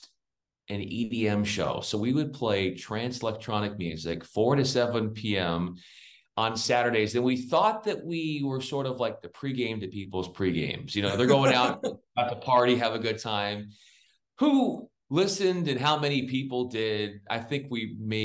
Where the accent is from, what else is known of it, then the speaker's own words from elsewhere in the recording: San Diego, California, United States; moved away as an adult; also born or lived in Spokane / Memphis; I grew up in San Diego